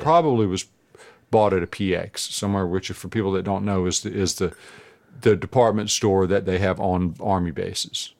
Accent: Burgaw, North Carolina, United States; I'm from a little town called Burgaw

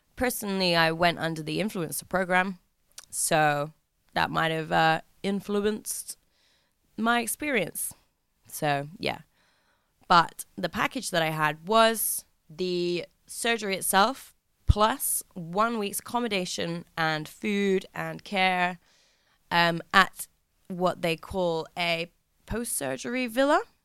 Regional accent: England, United Kingdom; as an English person

